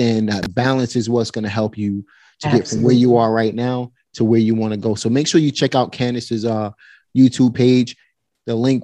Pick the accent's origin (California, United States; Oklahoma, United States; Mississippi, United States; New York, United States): New York, United States; New York City; I grew up in Red Hook Projects